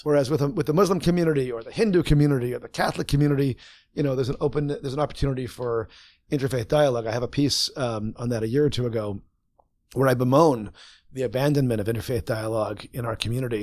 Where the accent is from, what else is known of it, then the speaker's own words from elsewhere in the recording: Winnipeg, Manitoba, Canada; growing up in Winnipeg